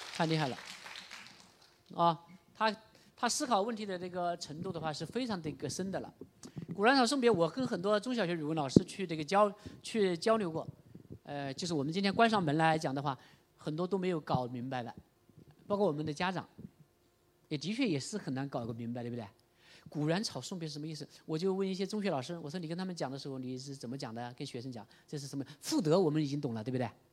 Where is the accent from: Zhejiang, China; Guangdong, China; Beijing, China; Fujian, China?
Guangdong, China; Chaozhou; 我们潮州人吃的牛肉丸那么大